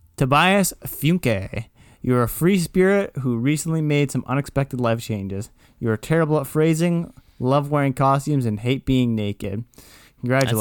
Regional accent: Kitchener, Ontario, Canada; I'm from Kitchener

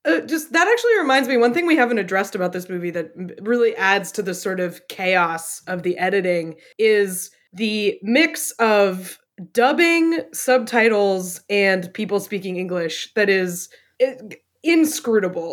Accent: New Hampshire, United States; my home state of New Hampshire

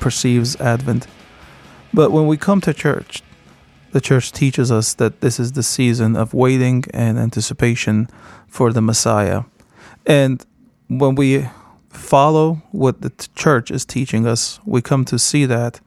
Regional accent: Kessab, Latakia Governorate, Syria; now in United States; I was born in Kesup, Syria, and Kesup, when I was growing up in Kesup in the 80s, was a village

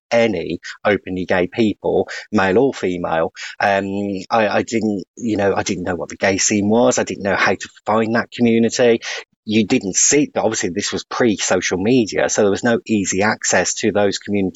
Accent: West Bromwich, West Midlands, United Kingdom; I was really lucky to grow up in the West Midlands

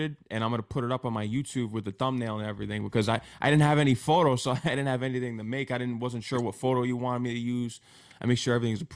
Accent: Connecticut, United States; moved away as an adult; also born or lived in Queens, New York; I'm from Connecticut originally

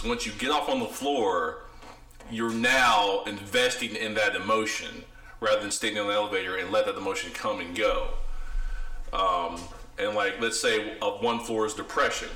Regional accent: Ohio, United States; moved away as an adult; now in Dallas, United States; I'm from the Midwest, Ohio. So my accent may sound a little different than... the southerner

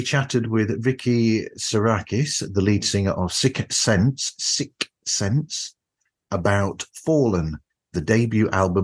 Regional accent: United Kingdom; as a Brit

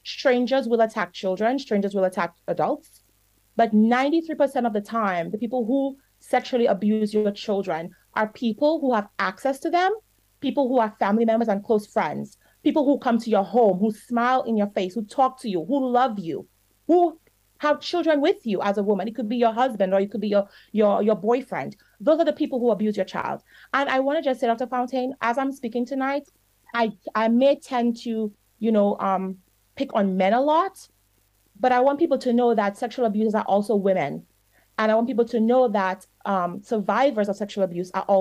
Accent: Dominica; I grew up in Dominica. And here's the problem one of the problems I, I believe I experienced as a child. Parents, some parents in Dominica are very strict.

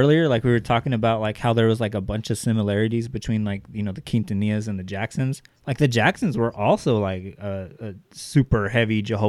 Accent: Kern County, California, United States; where we grew up here in Kern County, you know, it's heavily based in the oil industry.

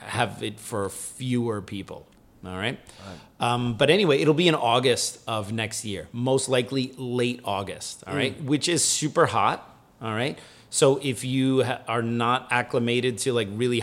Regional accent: United States; moved away; also born or lived in Germany; as an American

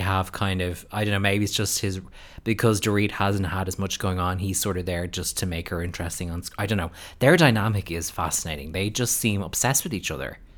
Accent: United States; now in Ireland; an American person living in Ireland

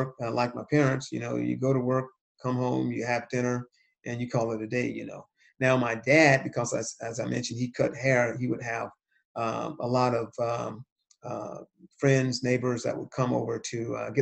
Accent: Cuthbert, Georgia, United States; the town that I grew up in, which was a small town in southwest Georgia called Cuthbert

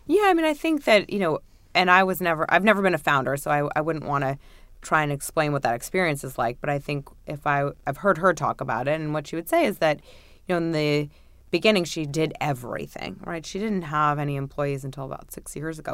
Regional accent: New York, United States; I'm a native New Yorker. Uh, I've made it all of twenty blocks in my entire life

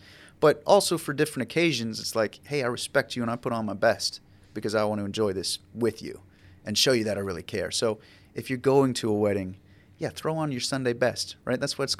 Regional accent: Ocala, Florida, United States; I'm from Ocala.

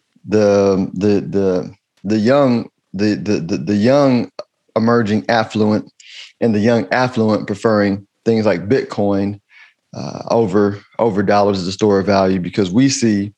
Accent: United States; I'm American. I'm an American.

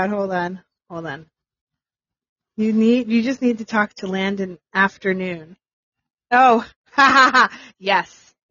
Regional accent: New York, United States; Um, okay, so I'm from New York and I hate it too.

